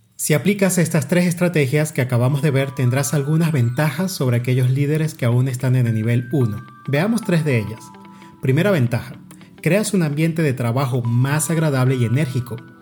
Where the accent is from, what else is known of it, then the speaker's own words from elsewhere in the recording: Venezuela; now in Mexico; la montaña más alta de mi país de origen Venezuela